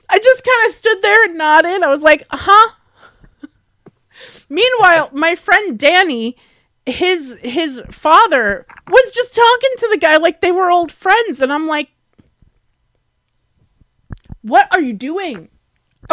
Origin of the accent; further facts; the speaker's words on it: New York, United States; accent: New York; I sound like I'm from New York.